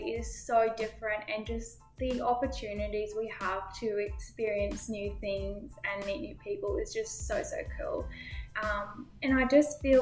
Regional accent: Toowoomba, Queensland, Australia; moved away as an adult; now in Kingaroy, Australia; No, so I'm actually from Toowoomba, so not too far

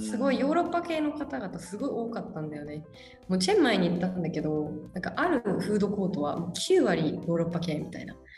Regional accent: Japan; moved away as an adult; now in Kuala Lumpur, Malaysia; 田舎出身

